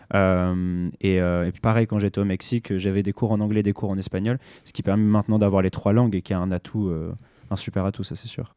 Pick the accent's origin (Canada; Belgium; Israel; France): France; en tant que Français européen